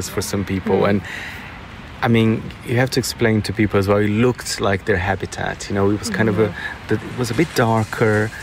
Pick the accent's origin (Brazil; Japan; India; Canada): Brazil; moved away; I grew up in Brazil